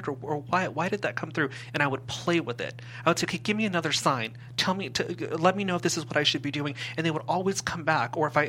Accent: Simi Valley, California, United States; We moved from the Valley into Simi Valley

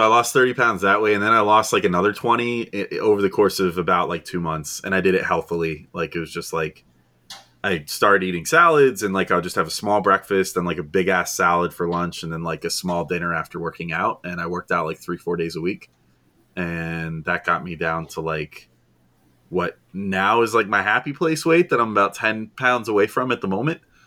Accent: New Jersey, United States; I'm from New Jersey

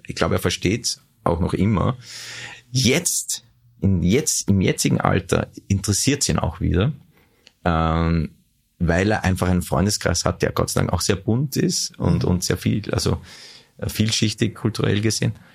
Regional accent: Vienna, Austria; also born or lived in Weiz, Styria; wir sind dann sehr schnell in, in den 17. Wiener Gemeindebezirk nach Hernals gezogen, mhm. bin gebürtiger Hernalser eigentlich.

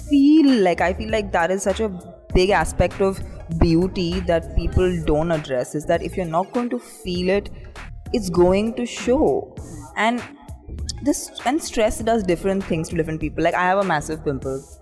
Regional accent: India; And today I'm at Cannes after 17 years of working in the industry, finally feeling that, you know, that as an Indian actor, I finally feel represented properly, represented truly.

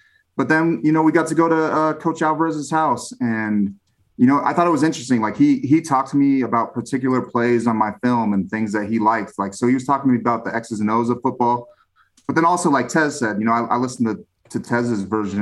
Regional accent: Southern California, United States; moved away as an adult; I was from Southern California, a very interesting and diverse area

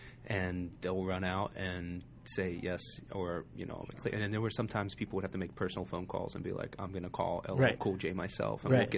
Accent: West Virginia, United States; From West Virginia.

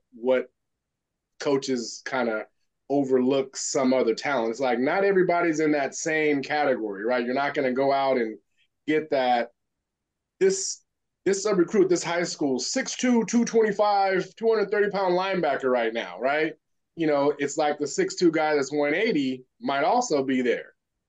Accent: Elk Grove, United States; moved away as an adult; I'm coming from Elk Grove High School

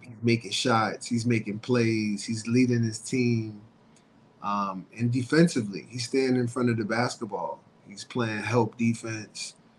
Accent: New York, United States; born or raised there

